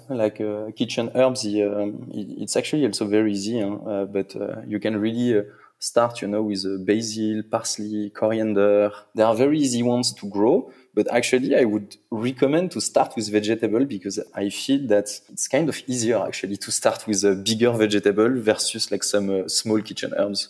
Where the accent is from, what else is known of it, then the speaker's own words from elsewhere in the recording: Paris, Île-de-France, France; I'm from Paris. I'm French